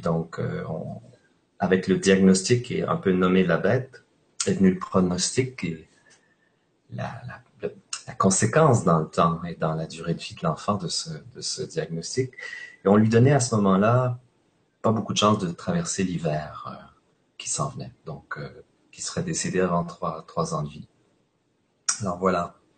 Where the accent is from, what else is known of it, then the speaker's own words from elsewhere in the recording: Quebec, Canada; chez nous au Québec